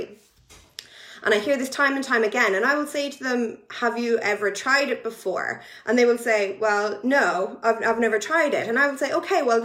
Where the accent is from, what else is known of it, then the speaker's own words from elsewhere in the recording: Ireland; now in United Kingdom; I am Irish, but I live in the UK